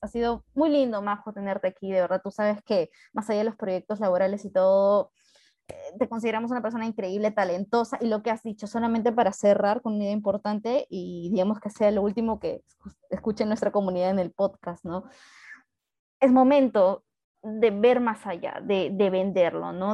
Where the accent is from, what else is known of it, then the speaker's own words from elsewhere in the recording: Peru; somos peruanos